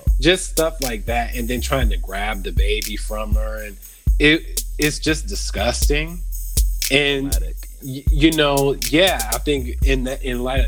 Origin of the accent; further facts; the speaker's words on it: Las Vegas, Nevada, United States; my hometown, Vegas.